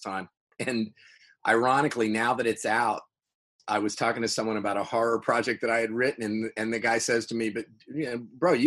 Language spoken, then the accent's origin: English; Fairmont, West Virginia, United States; also born or lived in California; we started the Feast of Seven Fishes Festival in my hometown, Fairmont, West Virginia